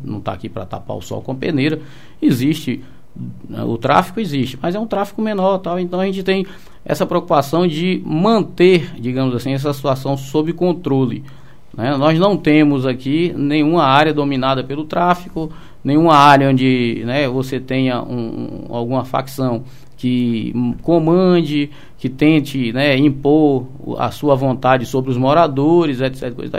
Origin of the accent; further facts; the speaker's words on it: Salvador, Bahia, Brazil; moved away as an adult; now in Seabra, Brazil; Sou natural de Salvador. É, trabalhei no interior, na cidade de Tabuna né, onde eu comandei a Companhia Especial do 15 Batalhão. Ah. E passei minha vida inteira em Salvador